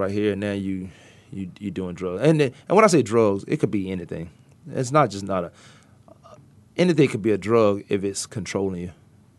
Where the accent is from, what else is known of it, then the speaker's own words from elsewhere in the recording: Virginia, United States; just growing up in Virginia